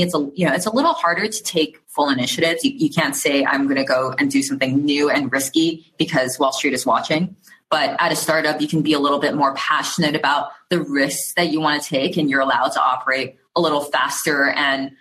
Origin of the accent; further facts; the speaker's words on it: Shanghai, China; moved away as an adult; also born or lived in Taiwan / Wuhan, China; now in San Francisco, United States; I was born in Taiwan. I moved to China very early on, grew up in Shanghai